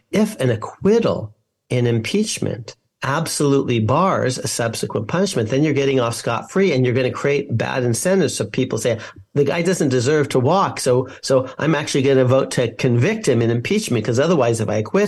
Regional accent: San Francisco Bay Area, California, United States; I'm from the San Francisco Bay Area

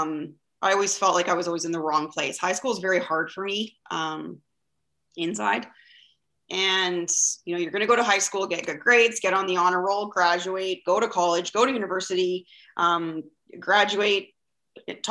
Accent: Vancouver, British Columbia, Canada; I'm from Vancouver, BC, Canada, and it is a gorgeous day here.

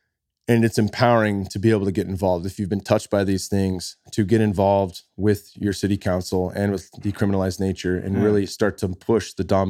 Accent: California, United States; I'm from the Bay Area, born and raised.

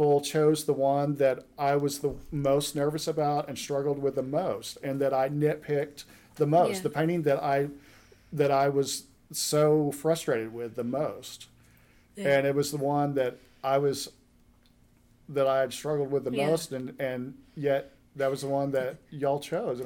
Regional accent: Duncan, Oklahoma, United States; moved away as an adult; also born or lived in Tulsa, Oklahoma; now in Independence, United States; I'm from Duncan, Oklahoma, originally, which is south central Oklahoma

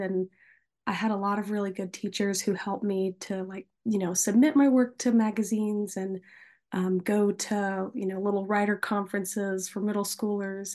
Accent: Nashville, Tennessee, United States; I was born and raised in Nashville

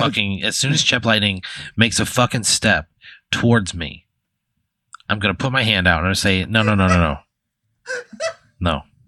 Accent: Dupo, Illinois, United States; moved away; I'm probably never going back to my hometown. I'm probably never going back to Dupo

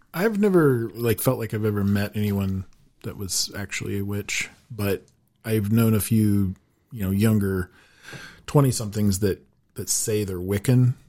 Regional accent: Laramie, Wyoming, United States; also born or lived in Chadron, Nebraska / Casper, Wyoming; I was born in Laramie, Wyoming, so I've been pretty much in Wyoming my whole life, um, other than just a small stint in Shatter, Nebraska

